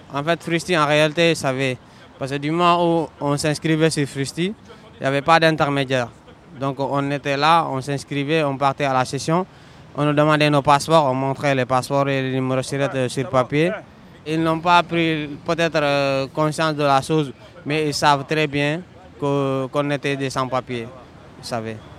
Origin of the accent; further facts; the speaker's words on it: Senegal; now in Paris, France; je suis sénégalais